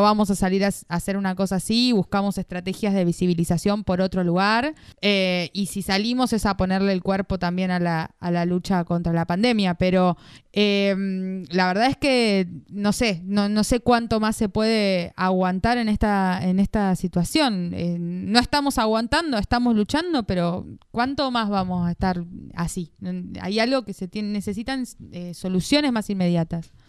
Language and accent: Spanish; Entre Ríos, Argentina; moved away; Soy de Entre Ríos